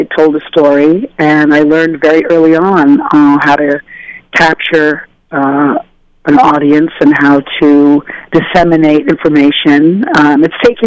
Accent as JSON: {"language": "English", "region": "New York", "country": "United States", "tie": "born or raised there", "said": "my parents believed in us being out in the wild streets of New York"}